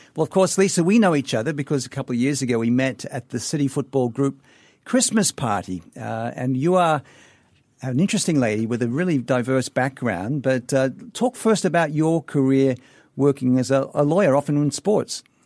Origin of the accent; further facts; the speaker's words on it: Sydney, New South Wales, Australia; Sydney, my hometown.